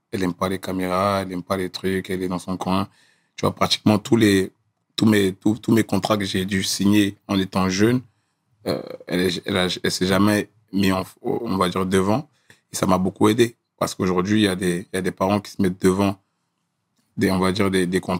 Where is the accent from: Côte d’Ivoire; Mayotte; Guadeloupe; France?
Côte d’Ivoire; Gagnoa, Gôh-Djiboua; born there; moi je suis né à Gagnoa. Je suis né à Gagnoa et.